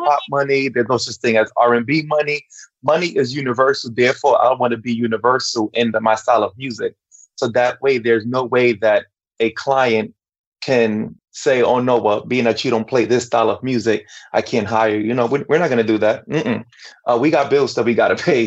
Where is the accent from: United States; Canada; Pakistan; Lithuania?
United States; New York City, New York; I'm from Brooklyn, New York. My background though is Dominican, both parents